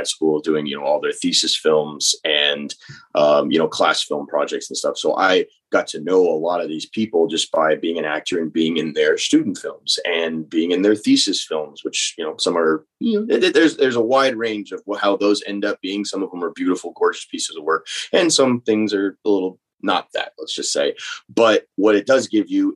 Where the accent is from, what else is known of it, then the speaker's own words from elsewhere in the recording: North Texas, United States; now in New Orleans, United States; I grew up in North Texas